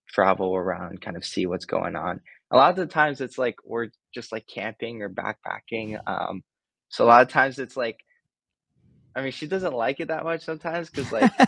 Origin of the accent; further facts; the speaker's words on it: Los Angeles, California, United States; I grew up in LA for most of my life, so this is kind of like, you know, my hometown.